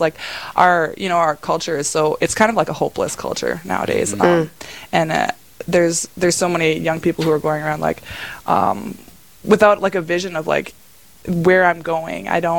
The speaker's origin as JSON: {"language": "English", "town": "Lidgerwood", "region": "North Dakota", "country": "United States", "tie": "born or raised there", "moved": "as an adult", "lives_now": "Crookston, United States", "said": "I grew up in Lidgewood, North Dakota. It's a very small town. I was 6 of 12 kids. My faith was always really, really important to my parents, so we were all raised very, very involved in the church, very involved in the faith."}